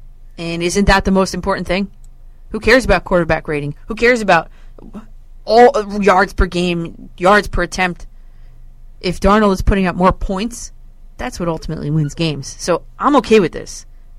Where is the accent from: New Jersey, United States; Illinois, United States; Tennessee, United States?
New Jersey, United States; I'm from New Jersey.